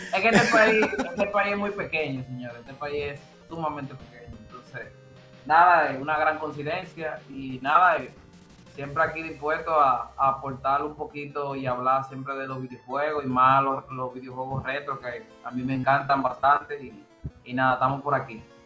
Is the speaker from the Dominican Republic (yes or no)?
yes; Dominican Republic; como buenos dominicanos